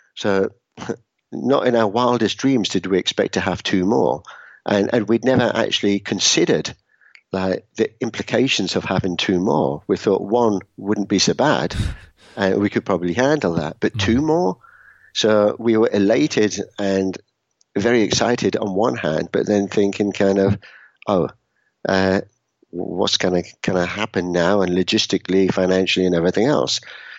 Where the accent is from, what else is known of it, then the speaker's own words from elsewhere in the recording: Edinburgh, Scotland, United Kingdom; also born or lived in Newcastle / Brighton / London / Utrecht; now in Bern, Switzerland; I'm formerly from Edinburgh in Scotland, although maybe I don't sound that anymore. Grew up there, moved to the UK, lived in a number of places in the UK, Newcastle, Brighton, London. Lived for 5 years in the Netherlands, in Utrecht, Amsterdam